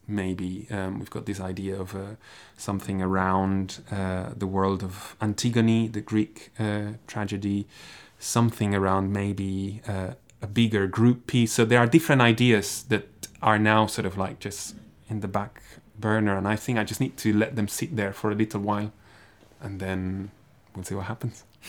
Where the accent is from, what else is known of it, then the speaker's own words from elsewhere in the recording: Barcelona, Catalonia, Spain; moved away as an adult; also born or lived in Graz, Austria; now in Dundee, United Kingdom; I come from Barcelona